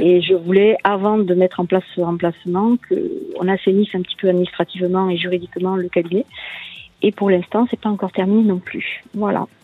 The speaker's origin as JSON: {"language": "French", "area": "Tarn-et-Garonne", "region": "Occitania", "country": "France", "said": "chez nous, dans le Tarn-et-Garonne"}